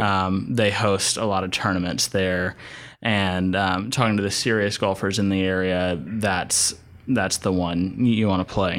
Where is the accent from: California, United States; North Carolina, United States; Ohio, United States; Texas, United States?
North Carolina, United States; Asheville; I'm from Asheville, North Carolina.